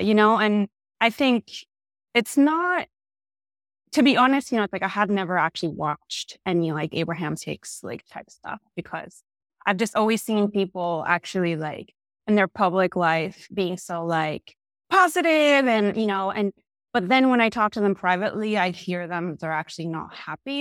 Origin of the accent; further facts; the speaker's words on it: Argentina; moved away as an adult; also born or lived in New York; I am originally from Argentina. I moved to New York when I was eighteen years old.